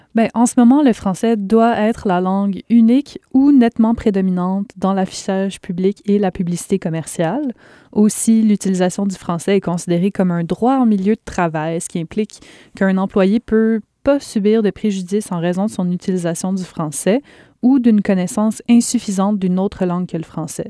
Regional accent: Quebec, Canada; chez nous, au Québec

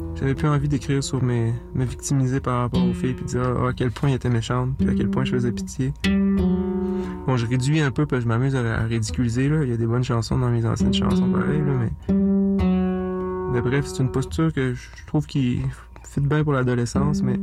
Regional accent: Saint-Joseph-de-la-Rive, Quebec, Canada; j'ai grandi en partie à Saint-Joseph-de-la-Rive

